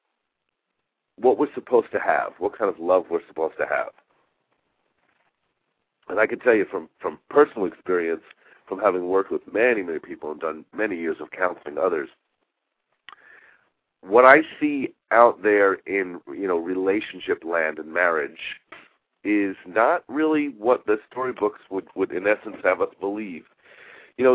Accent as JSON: {"language": "English", "area": "Long Island", "region": "New York", "country": "United States", "tie": "born or raised there", "said": "a child growing up on Long Island"}